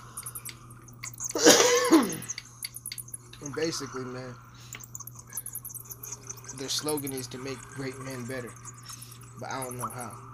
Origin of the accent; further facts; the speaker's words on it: Texas, United States; I'm from Texas